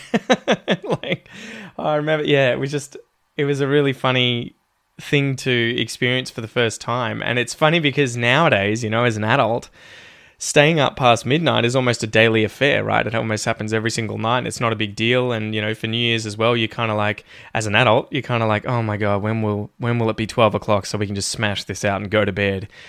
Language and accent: English; Ocean Grove, Victoria, Australia; I was growing up in Ocean Grove